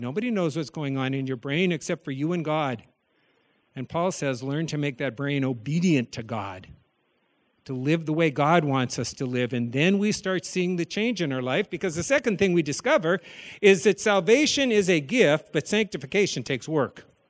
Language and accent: English; the Dakotas, United States; As a child growing up in the Dakotas